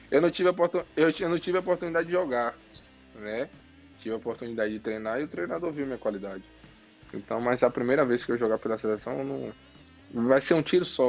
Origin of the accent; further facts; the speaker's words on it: Bahia, Brazil; Eu sou Bahia, eu sou baiano.